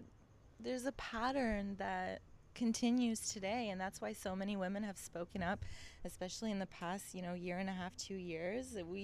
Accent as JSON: {"language": "English", "town": "Toronto", "region": "Ontario", "country": "Canada", "tie": "born or raised there", "also_born_or_lived": "Greece / New York / Los Angeles", "moved": "as an adult", "said": "I lived in I was brought up in Toronto, Canada, and then I moved to New York for film school."}